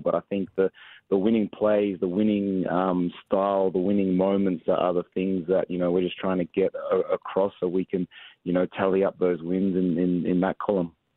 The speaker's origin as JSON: {"language": "English", "country": "Australia", "tie": "born or raised there", "also_born_or_lived": "San Antonio, United States", "moved": "as an adult", "lives_now": "Atlanta, United States", "said": "I came across from Australia, obviously being born and raised in Australia, came across to St Mary's College"}